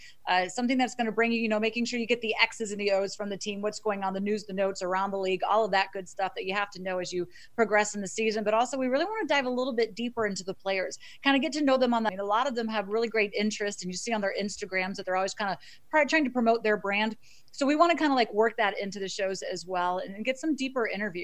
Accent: Florida, United States; moved away as an adult; also born or lived in Miami / New York City / Boston; now in Washington, D.C., United States; I'm originally from Florida

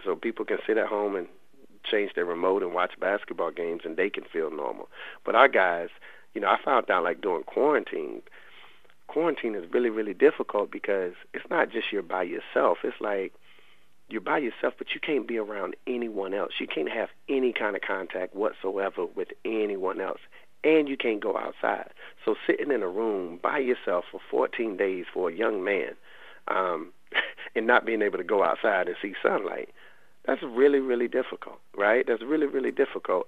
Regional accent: Raleigh, North Carolina, United States; they know I'm from the Lane Street Housing Projects in in Raleigh, and I lived um, over half my life in those projects

